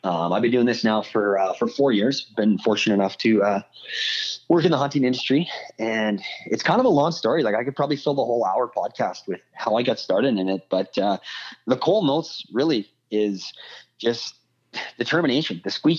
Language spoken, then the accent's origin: English; Canada; I'm a Canadian boy